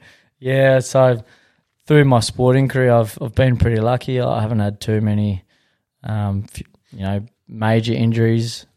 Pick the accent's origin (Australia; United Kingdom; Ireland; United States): Australia; Western Australia; I'm from this area